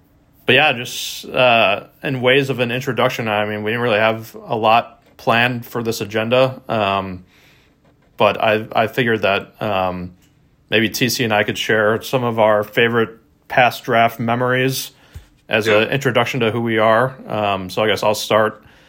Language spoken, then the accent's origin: English; Chicago, Illinois, United States; I was from Chicago